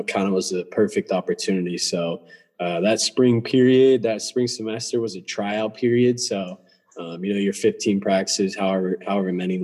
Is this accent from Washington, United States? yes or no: yes; Redmond, Washington, United States; moved away as an adult; I grew up in Redmond, Washington.